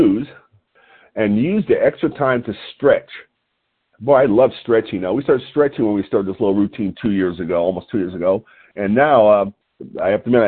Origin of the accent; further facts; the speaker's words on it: Lompoc, California, United States; calling in from Lompoc, California, my hometown